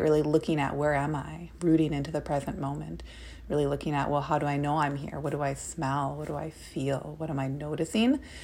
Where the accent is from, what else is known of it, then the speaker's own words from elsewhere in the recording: Minnesota, United States; now in Portland, United States; I am a Minnesotan